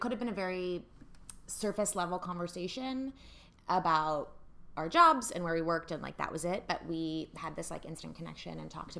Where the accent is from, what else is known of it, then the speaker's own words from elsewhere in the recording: Evanston, Illinois, United States; now in New York City, United States; I grew up in Evanston, Illinois